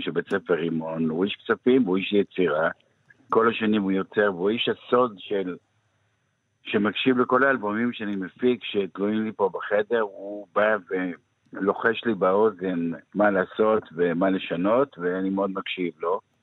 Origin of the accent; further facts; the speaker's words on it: Kfar HaNassi, Northern District, Israel; אני נולדתי בקיבוץ כפר הנשיא, על גבול הסורי